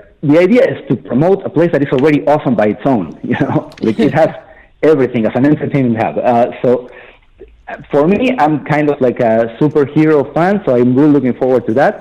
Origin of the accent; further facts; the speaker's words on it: Argentina; now in United Arab Emirates; I'm from Argentina, like the third or fourth generations of Argentinians